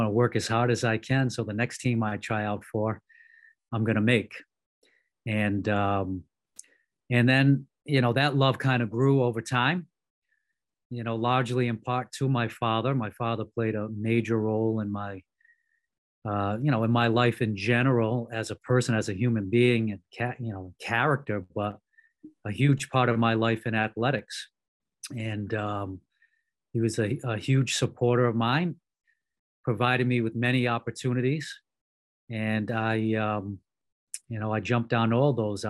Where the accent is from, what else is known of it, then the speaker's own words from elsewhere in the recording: Cranston, Rhode Island, United States; grew up in Cranston, Rhode Island, which is actually the Edgewood side of Cranston